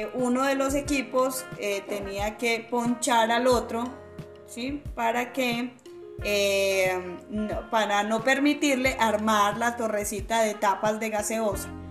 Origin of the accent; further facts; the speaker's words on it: Caquetá, Colombia; now in Antioquia, Colombia; yo soy del departamento del Caquetá